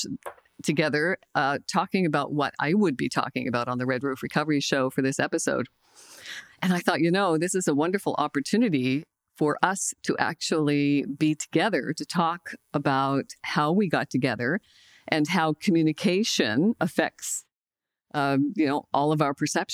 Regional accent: Glace Bay, Nova Scotia, Canada; I'm from Cape Breton, Nova Scotia, a small coal mining town called Glace Bay.

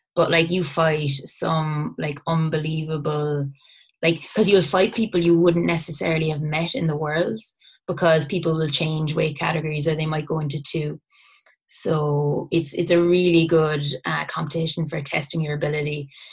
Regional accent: Bantry, Munster, Ireland; we we we're from Bantry in West Cork

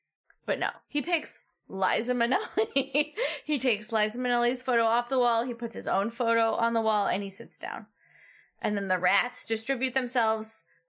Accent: Chicago, Illinois, United States; as a Chicagoan

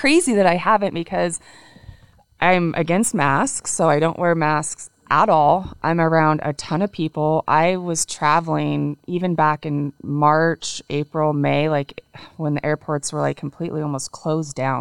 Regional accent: Washington, United States; we're both from Washington. Mm-hmm. Um, his family is on the east side, mine's on the west, so we live close to my family

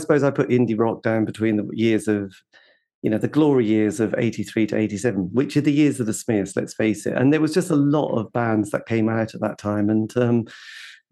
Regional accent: East Anglia, East of England, United Kingdom; I come from East Anglia

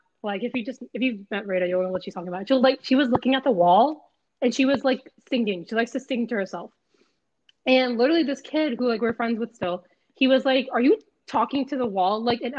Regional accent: Little Rock, Arkansas, United States; I'm from Little Rock, Arkansas, in the middle of fucking nowhere.

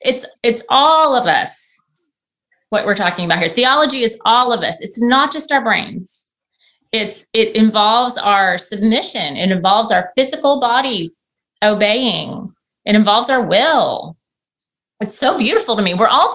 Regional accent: United States; I as an American

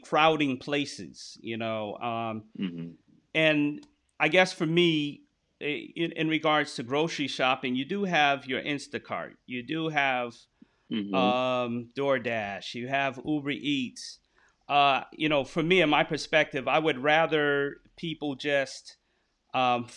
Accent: New York, United States; I'm from New York

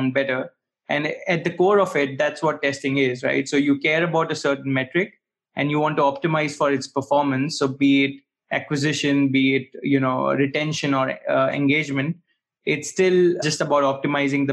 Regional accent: Bharuch, Gujarat, India; moved away as an adult; now in Berlin, Germany; I'm actually coming from Bharuch, which is a small town in Western India. And I came to Germany for my master's

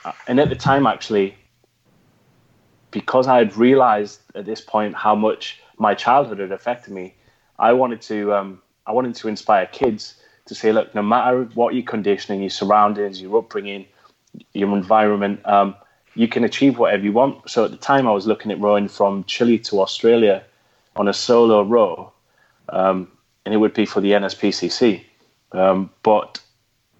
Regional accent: Geordie, North East England, United Kingdom; accent: Geordie; In my Geordie accent

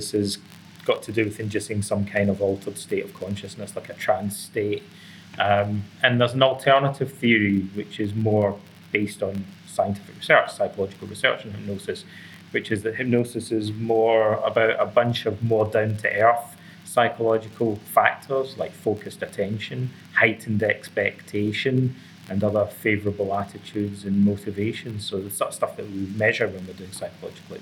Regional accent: Scotland, United Kingdom; also born or lived in Athens, Greece; now in Toronto, Canada; originally I come from Scotland

